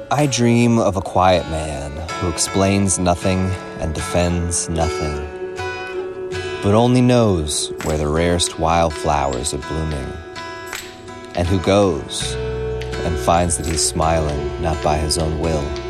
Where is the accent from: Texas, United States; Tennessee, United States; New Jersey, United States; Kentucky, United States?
Kentucky, United States; Louisville; moved away as an adult; now in California, United States; I felt very isolated and alienated in my hometown of Louisville, Kentucky